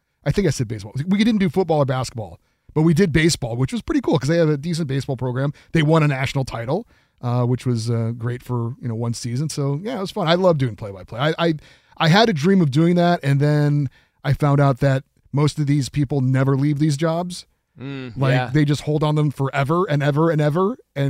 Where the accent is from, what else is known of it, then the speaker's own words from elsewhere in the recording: Honolulu, Hawaii, United States; born there; The state of my birth. I was born in Honolulu.